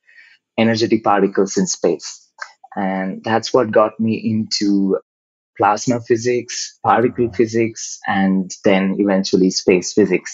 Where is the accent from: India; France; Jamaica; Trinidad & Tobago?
India; Kerala; now in United States; I grew up in India in a state called Kerala in the southwest coast.